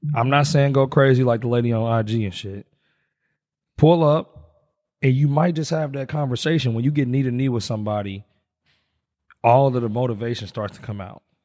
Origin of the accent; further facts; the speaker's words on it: Indianapolis, Indiana, United States; I grew up in Wayne Township